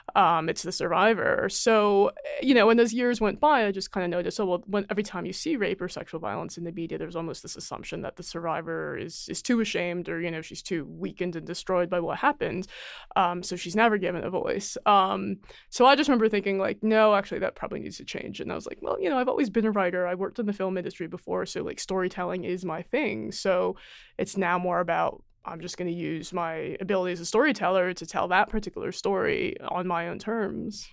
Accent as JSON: {"language": "English", "country": "United States", "accent": "American", "said": "I'm Chinese American, and if you hear me, I obviously sound American"}